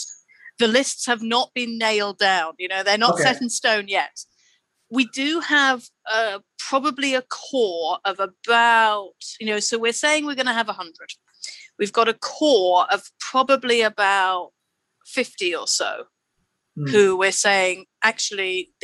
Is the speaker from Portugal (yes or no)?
no; United Kingdom; so we are from the UK, you know, we're all British